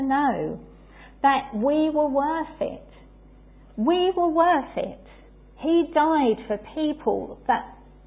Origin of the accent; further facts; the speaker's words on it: England, United Kingdom; as English people